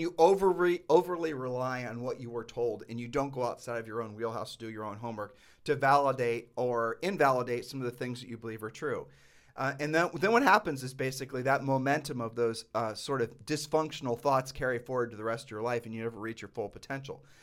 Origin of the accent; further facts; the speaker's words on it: Ohio, United States; moved away; we're from Ohio